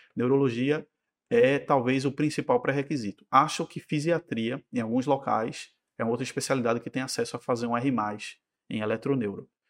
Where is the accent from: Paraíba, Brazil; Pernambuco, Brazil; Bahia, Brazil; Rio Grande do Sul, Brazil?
Pernambuco, Brazil; Recife; also born or lived in São Paulo; Eu sou recifense, nascido e criado